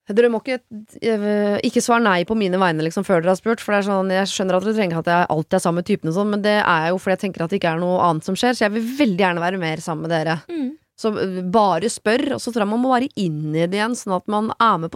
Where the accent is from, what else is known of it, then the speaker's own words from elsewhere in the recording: Østfold, Norway; jeg er fra Østfold.